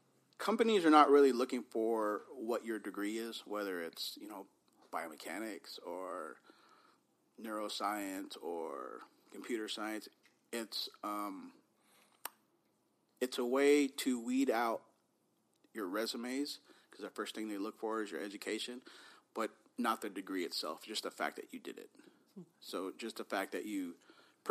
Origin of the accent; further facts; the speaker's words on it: Bay Area, California, United States; we were growing up in the Bay Area in the 80s